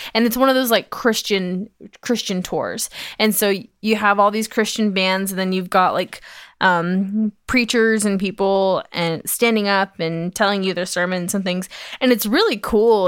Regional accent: Georgia, United States; now in Utah, United States; I grew up in Georgia

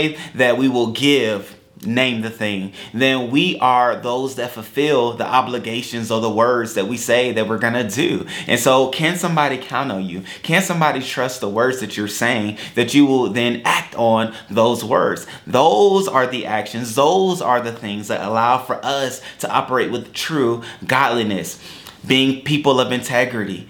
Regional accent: United States; as an American

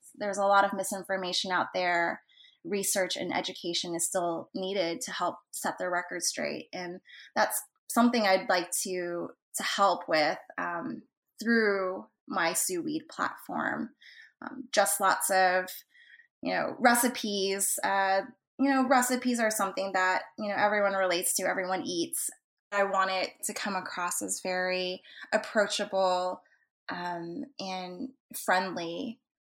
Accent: Texas, United States; I was born in Texas, so I'm a second generation Asian American.

